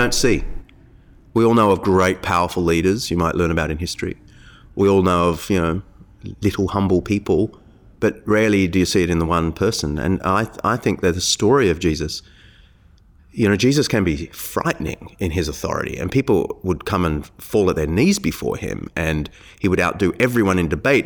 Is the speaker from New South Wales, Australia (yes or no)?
yes; Sydney, New South Wales, Australia; I grew up in Sydney